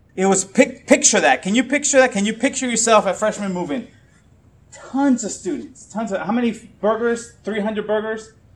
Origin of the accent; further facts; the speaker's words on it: Puerto Rico; moved away; I'm Puerto Rican, uh, and I grew up in Puerto Rico.